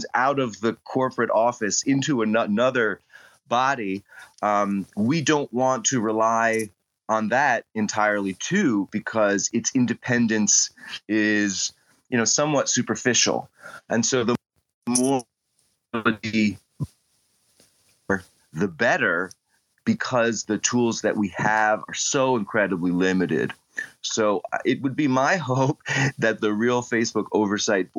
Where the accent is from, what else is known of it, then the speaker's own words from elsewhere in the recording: United States; I'm perhaps well known for being the American who challenged Cambridge Analytica in UK law